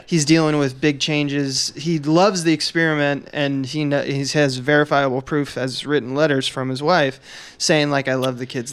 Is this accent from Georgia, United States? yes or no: no; Northern California, United States; moved away; I come from Northern California